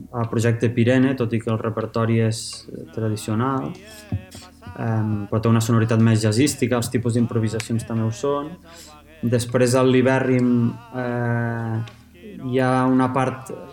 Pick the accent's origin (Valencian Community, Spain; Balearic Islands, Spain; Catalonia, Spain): Catalonia, Spain; La Seu d'Urgell; sóc l'únic de la meva família que sóc nascut a la Seu